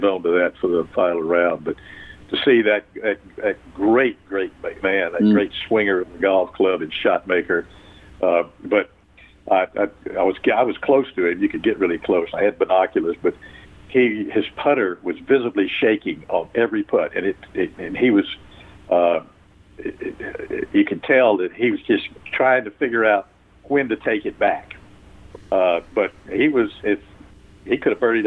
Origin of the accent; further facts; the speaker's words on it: Augusta, Georgia, United States; I'm from Augusta